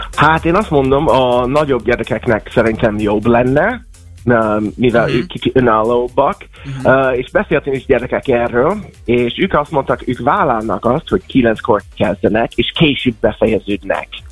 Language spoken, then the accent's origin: Hungarian; United States; now in Hungary; Amerikába jöttem föl, ott születtem, és amikor gimibe jártam